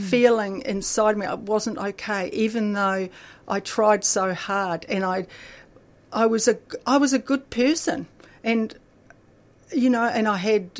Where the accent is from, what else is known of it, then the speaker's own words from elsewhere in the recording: Akaroa, Canterbury, New Zealand; also born or lived in Christchurch, New Zealand; now in Melbourne, Australia; I grew up in a little country town in New Zealand called, which is a beautiful paradise called Akaroa